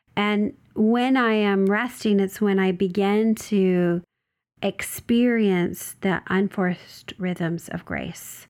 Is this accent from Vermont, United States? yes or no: no; Oregon, United States; now in Southern California, United States; So I'm from Oregon. It's where I was born and raised. Uh, I live in Southern California